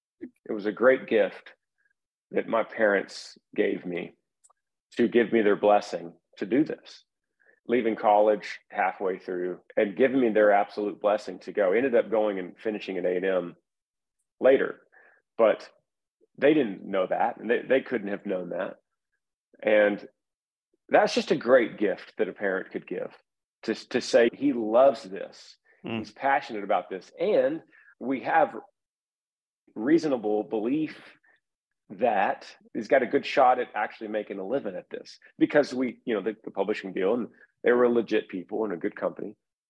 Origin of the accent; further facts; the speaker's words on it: Texas, United States; I played high school football in Texas, which is the thing to do. That's what we do as Texan